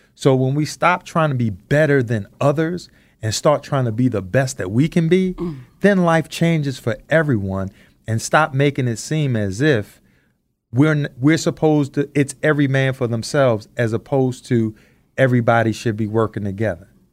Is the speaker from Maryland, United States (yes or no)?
yes; Baltimore, Maryland, United States; also born or lived in Randallstown, Maryland; growing up in Baltimore, Maryland in the 70s